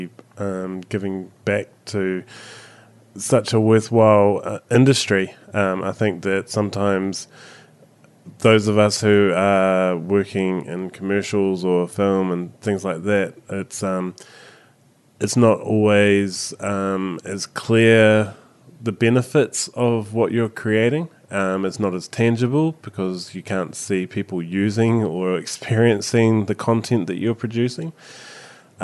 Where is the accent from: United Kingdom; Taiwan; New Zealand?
New Zealand; accent: Kiwi; My Kiwi accent